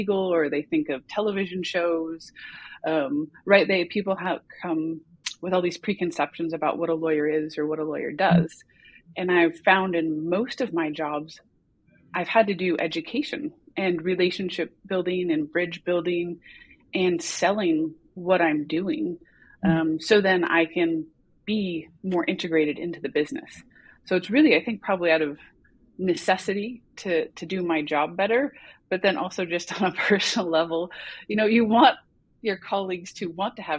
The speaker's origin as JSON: {"language": "English", "country": "United States", "also_born_or_lived": "California", "moved": "as an adult", "lives_now": "Copenhagen, Denmark", "said": "I'm an American who is an expat living in Denmark in Copenhagen"}